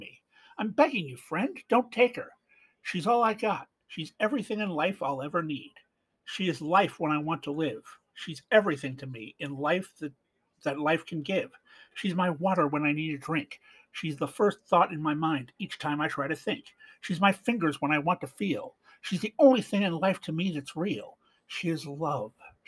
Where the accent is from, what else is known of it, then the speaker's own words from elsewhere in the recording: Canada; Being Canadian